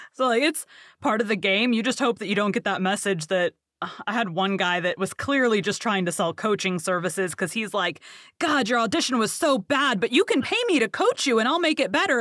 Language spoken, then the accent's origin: English; Bible Belt, the South, United States; I'm from the South, um, Bible Belt